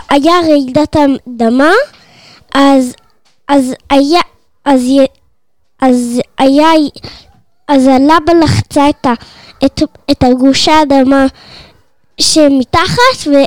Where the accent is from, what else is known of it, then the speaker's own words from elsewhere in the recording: Karmiel, Northern District, Israel; אני מכרמיאל, אני מאזין לפודקאסט ילדי טבע.